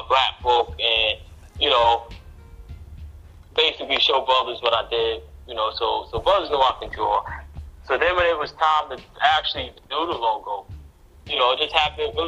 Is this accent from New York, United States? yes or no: yes; New York City, New York, United States; I'm from Queens